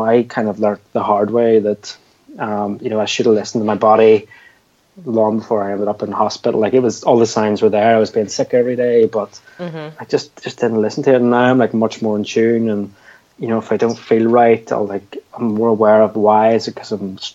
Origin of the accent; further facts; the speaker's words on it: Belfast, Northern Ireland, United Kingdom; where are you from? And I was like, Belfast.